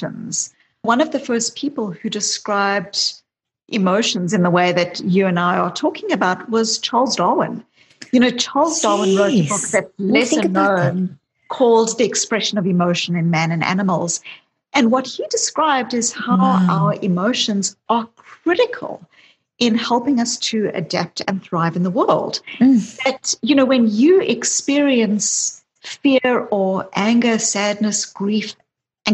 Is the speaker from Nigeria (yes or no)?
no; South Africa; I grew up in South Africa